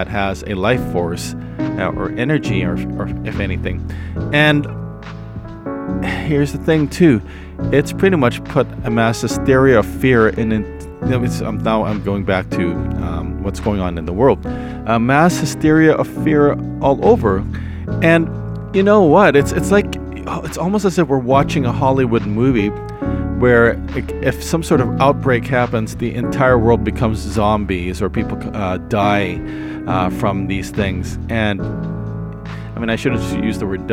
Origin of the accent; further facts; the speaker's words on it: Canada; I was born in Canada, so I I don't understand Tagalog that much